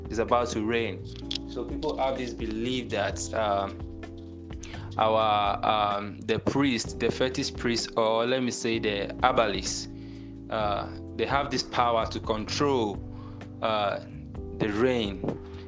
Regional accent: Nigeria; now in Accra, Ghana; I'm from Nigeria. I reside in Ghana, Accra.

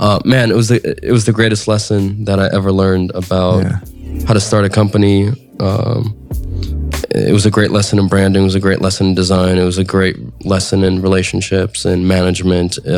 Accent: San Francisco, California, United States; I grew up in San Francisco

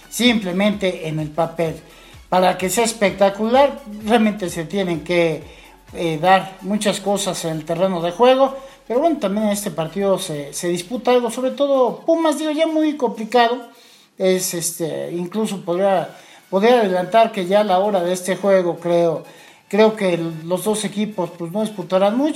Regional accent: Puebla, Mexico; un juego que este, se va a celebrar el sábado por la noche y del cual como poblanos debemos estar más que pendientes el de Monterrey Mazatlán.

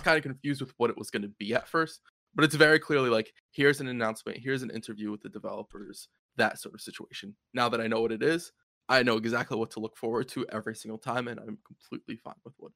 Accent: United States; As an American

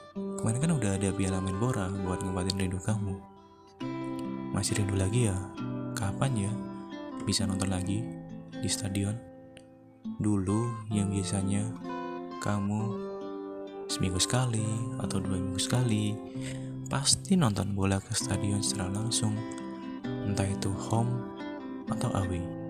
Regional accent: Indonesia; warga Indonesia

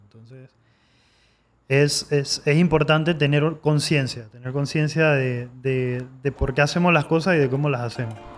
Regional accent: Panama; yo soy el único panameño de mi familia, o sea, el único nacido en Panamá soy yo

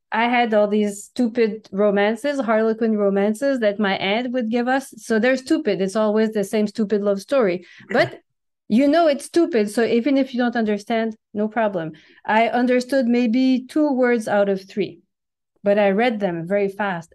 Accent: New Brunswick, Canada; first language French; English is a second language; moved away as an adult; also born or lived in Quebec / China / Europe; I was born in Quebec, but I grew up in a small province east of Quebec, New Brunswick

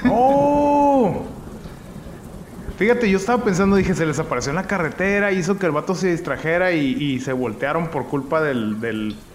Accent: Guadalajara, Jalisco, Mexico; ¿Tú sabías que yo soy de Guadalajara?

